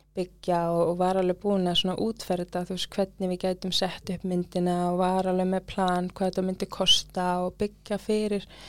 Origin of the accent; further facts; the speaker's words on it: Iceland; also born or lived in London, United Kingdom; mamma kemur til Íslands, ég fæðist hér